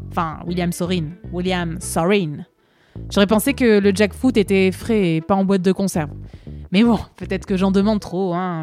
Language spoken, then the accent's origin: French; Paris, Île-de-France, France; je suis parisienne, pur produit parisien, moi. Je suis née à Paris, j'ai vécu à Paris, j'ai jamais quitté Paris